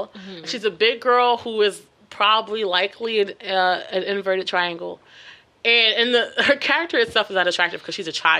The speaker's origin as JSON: {"language": "English", "region": "the Carolinas", "country": "United States", "said": "I'm from the Carolinas."}